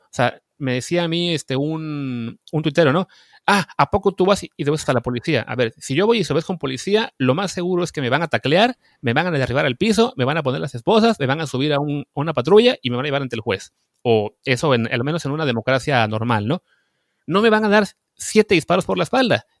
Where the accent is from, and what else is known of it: Mexico